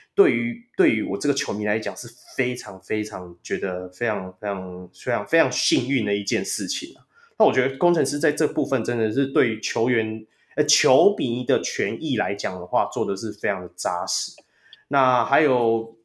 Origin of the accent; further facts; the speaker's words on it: Taiwan; 我们台湾人